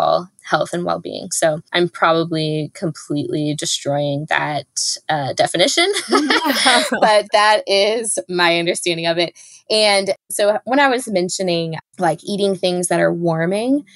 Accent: Texas, United States; I'm from Texas, but growing up in the United States

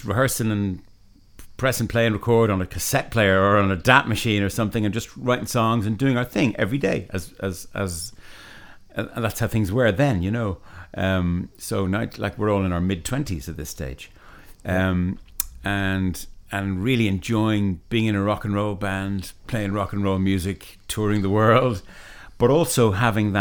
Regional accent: Ireland; we're Irish musicians, so our Irishness, where we come from, is going to come through in it

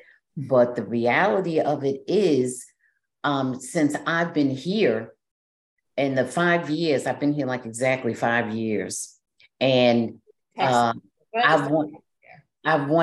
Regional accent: Jersey City, New Jersey, United States; now in Dallas, United States; I'm from Jersey

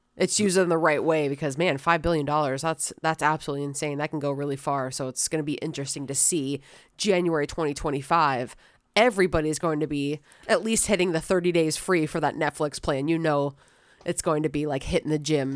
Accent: St. Petersburg, Florida, United States; born and raised in Saint Petersburg

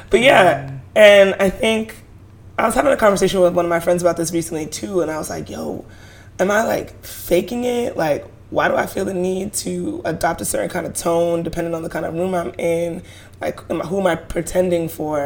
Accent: New York City, New York, United States; as Black people from Brooklyn

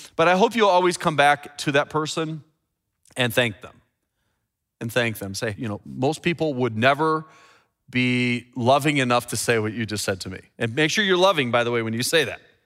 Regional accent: Chicago, Illinois, United States; my hometown of Chicago

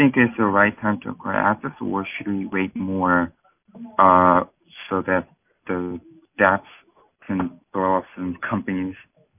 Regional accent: South Korea; I'm actually from South Korea

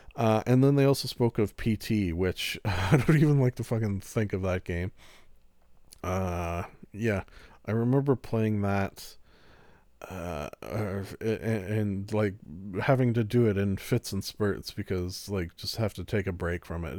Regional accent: Canada; I am Canadian

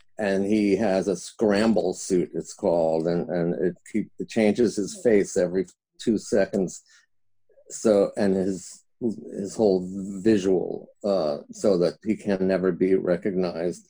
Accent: New York, United States; moved away; also born or lived in Los Angeles; I'm from New York, but I came out to LA in 1978

